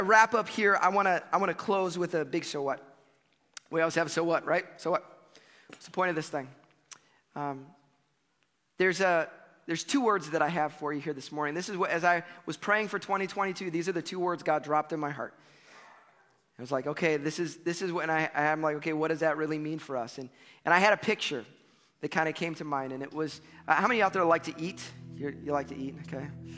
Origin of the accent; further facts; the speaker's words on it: United States; as American Christians